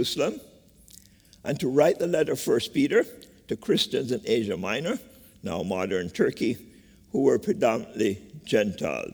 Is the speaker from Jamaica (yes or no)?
yes; Jamaica; moved away as an adult; now in United States; Growing up in Jamaica with nuanced experiences of slavery, classism, and colorism